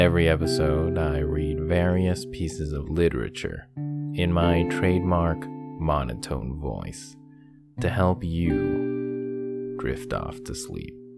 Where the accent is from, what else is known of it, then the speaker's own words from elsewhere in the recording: Canada; my home country, of Canada